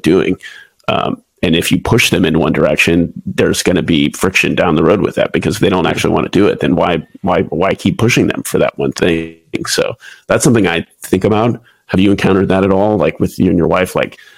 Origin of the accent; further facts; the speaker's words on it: Houston, Texas, United States; moved away as an adult; also born or lived in Waco, Texas / Pensacola, Florida / Lemoore, California / Japan; now in San Diego, United States; I'm originally from Houston, Texas.